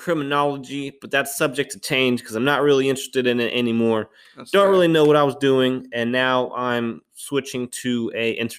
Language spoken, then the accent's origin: English; Charlotte, North Carolina, United States; I'm from Charlotte, North Carolina.